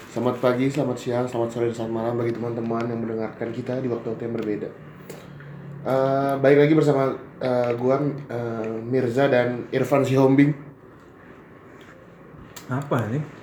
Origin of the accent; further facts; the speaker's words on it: Java, Indonesia; gue orang Jawa ya?